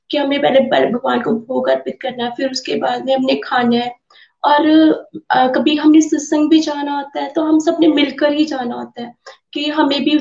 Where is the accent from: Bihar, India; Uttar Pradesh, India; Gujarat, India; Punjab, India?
Punjab, India; Pathankot; मैं पठानकोट से हूँ